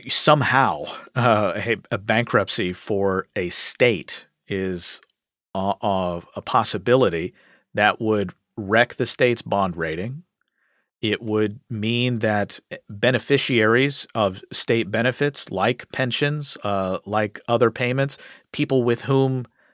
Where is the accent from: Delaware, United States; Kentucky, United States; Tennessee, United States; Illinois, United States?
Kentucky, United States; my home state of Kentucky